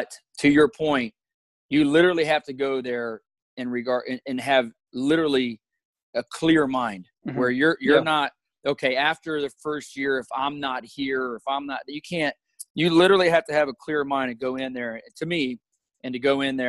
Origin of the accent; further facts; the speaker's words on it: Columbus, Ohio, United States; moved away as an adult; I'm from Columbus, Ohio